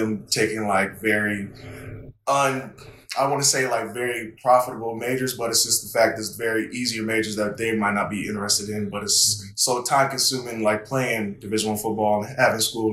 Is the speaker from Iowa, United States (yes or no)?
yes; Waterloo, Iowa, United States; moved away as an adult; now in Reno, United States; I'm from Waterloo, that's where I'm from, and the school that I went to play football at is pretty much 15 minutes away from where I live at, so it's kind of like a hometown kind of thing